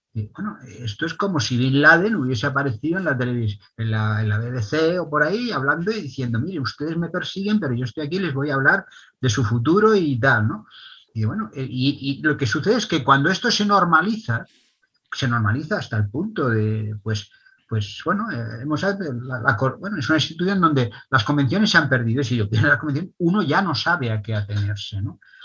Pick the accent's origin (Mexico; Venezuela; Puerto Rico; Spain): Spain; Catalonia; somos los catalanes